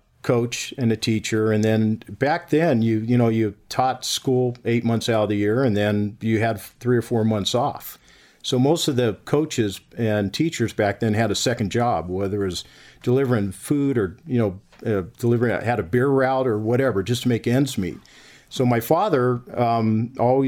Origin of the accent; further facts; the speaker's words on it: Northern California, United States; I grew up in Northern California